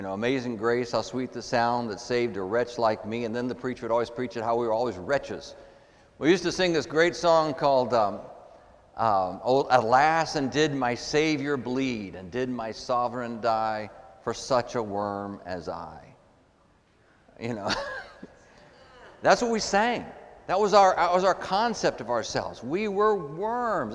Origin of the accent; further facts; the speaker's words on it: Texas, United States; I grew up in Texas in the Southern evangelical tradition